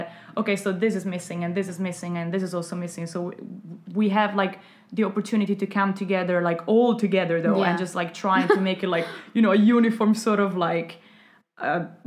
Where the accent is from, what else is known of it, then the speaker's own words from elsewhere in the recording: Verona, Veneto, Italy; moved away; also born or lived in Forlì; I'm from Verona. It's very wealthy